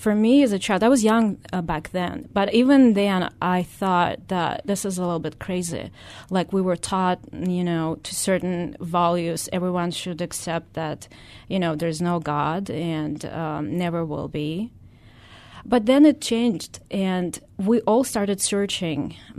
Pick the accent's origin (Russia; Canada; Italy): Russia; English is a second language; So I was born in Russia. Mm-hmm. I spent almost all my life there. And when I was, you know, back then when I was born, it wasn't Russia. It was the USSR